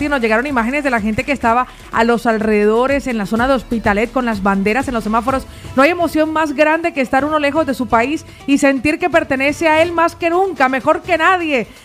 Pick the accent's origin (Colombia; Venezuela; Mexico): Colombia; nosotros como colombianos y yo personalmente